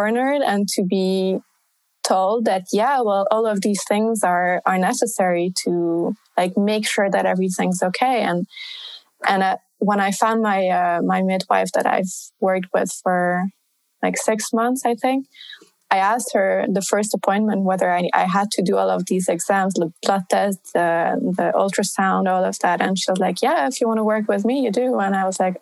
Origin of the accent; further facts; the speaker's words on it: Budapest, Hungary; moved away as an adult; now in Paris, France; coming from Budapest, like Eastern Europe